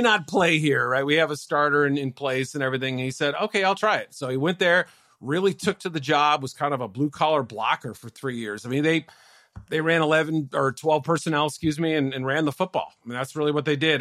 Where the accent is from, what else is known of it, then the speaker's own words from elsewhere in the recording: Andover, Massachusetts, United States; Andover, Mass, my hometown